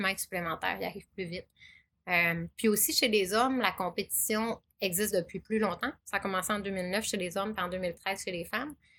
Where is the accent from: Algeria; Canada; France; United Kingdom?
Canada; Chicoutimi, Quebec; je suis native de Chicoutimi